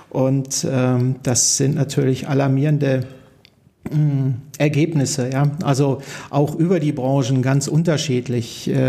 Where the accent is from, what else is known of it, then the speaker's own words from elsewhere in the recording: Salzkotten, North Rhine-Westphalia, Germany; born there; Ich bin in Salzkotten. Ich bin in Salzkotten